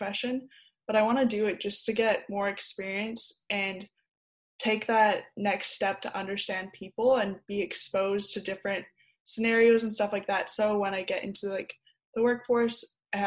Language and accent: English; Surrey, British Columbia, Canada; also born or lived in Alberta / Langley; I was born in Alberta, and then I've grown up in between Surrey and Langley